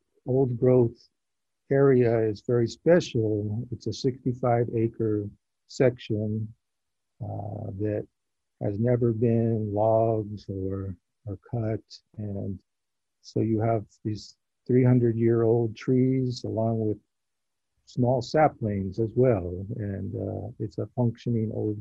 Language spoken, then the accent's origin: English; Southern California, United States; I grew up in Southern California